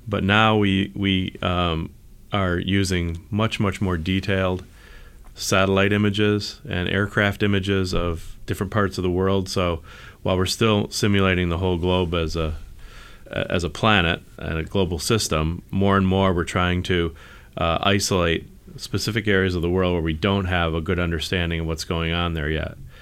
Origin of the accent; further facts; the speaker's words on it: the East, East Coast, United States; now in Silicon Valley, United States; I grew up in the East